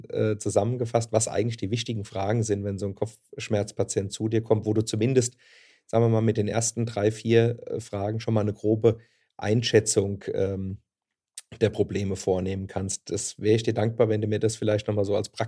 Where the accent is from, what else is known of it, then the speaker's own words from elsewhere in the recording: Hesse, Germany; accent: Hessian; insofern ja. eine hessische Landsfrau äh, bist, wobei ich befürchte, bei mir hört man es deutlicher, wo ich herkomme, als bei dir.